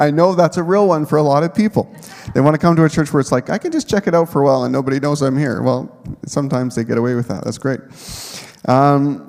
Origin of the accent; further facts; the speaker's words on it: Manitoba, Canada; moved away as an adult; also born or lived in Nipawin, Saskatchewan; I had a home church growing up in Manitoba